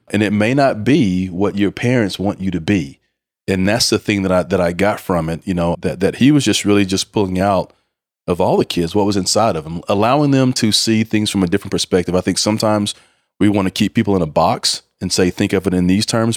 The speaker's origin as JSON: {"language": "English", "town": "Mineola", "region": "Texas", "country": "United States", "tie": "born or raised there", "said": "growing up in, in, in an East Texas town, Mineola"}